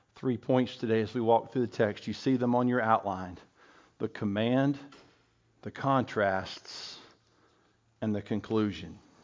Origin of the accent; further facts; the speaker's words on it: Bristol, Tennessee, United States; I went to King College in Bristol, Tennessee, and Bristol was my hometown